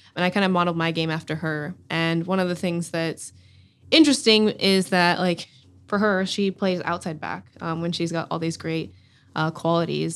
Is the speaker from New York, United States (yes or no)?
no; Durham, North Carolina, United States; I'm from Durham, North Carolina. I grew up a Tar Heel through and through